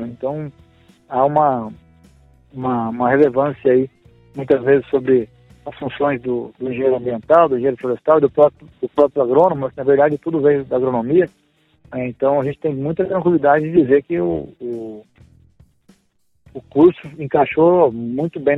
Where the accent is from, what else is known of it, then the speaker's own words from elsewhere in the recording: Pompéu, Minas Gerais, Brazil; Nós somos mineiros lá de pompeu Minas Gerais.